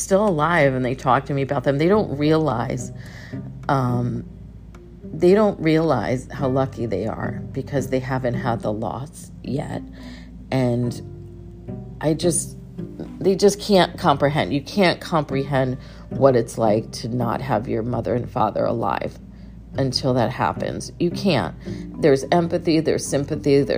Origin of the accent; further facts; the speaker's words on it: Connecticut, United States; moved away; I moved away from Connecticut a long time ago, so I sort of lost that identity. But didn't when I went back to Connecticut